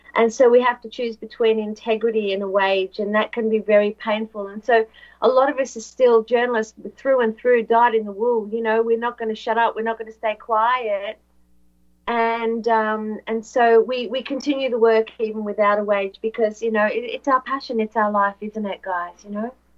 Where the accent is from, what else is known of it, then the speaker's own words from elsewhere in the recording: Australia; Yes, I'm, I am from Australia.